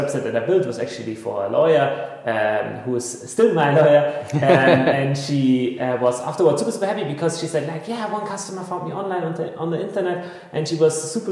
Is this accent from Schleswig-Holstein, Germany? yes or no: no; Bavarian Forest, Germany; I grew up very rurally in the Bavarian forest, in the midst of the wilderness.